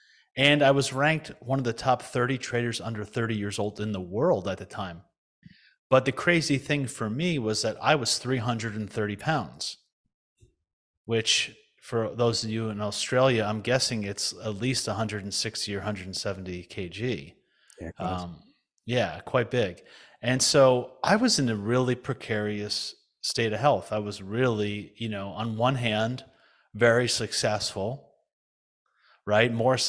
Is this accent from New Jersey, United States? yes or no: yes; New Jersey, United States; But essentially, you know, I was raised in the United States, in New Jersey mostly.